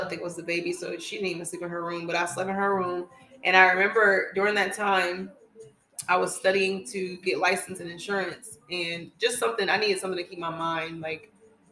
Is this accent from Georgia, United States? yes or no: yes; Atlanta, Georgia, United States; moved away as an adult; now in North Carolina, United States; I was living back in my hometown of Atlanta